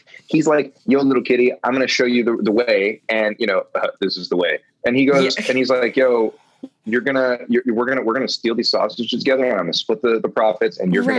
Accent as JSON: {"language": "English", "region": "Iowa", "country": "United States", "tie": "born or raised there", "also_born_or_lived": "New York City", "moved": "yes", "said": "in the basement of my hometown home in Iowa as a child"}